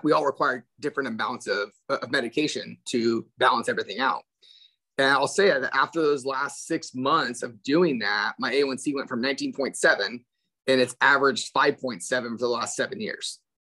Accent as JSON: {"language": "English", "area": "Central Valley", "region": "California", "country": "United States", "tie": "born or raised there", "said": "born and raised in California"}